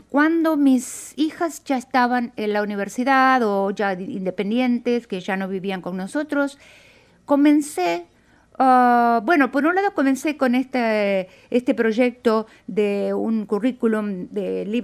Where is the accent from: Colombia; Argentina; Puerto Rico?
Argentina; moved away as an adult; also born or lived in Brazil; Bueno, originariamente soy de Argentina, pero a la edad de 27 años, más o menos al comienzo de la dictadura militar en mi país, emigré para Brasil.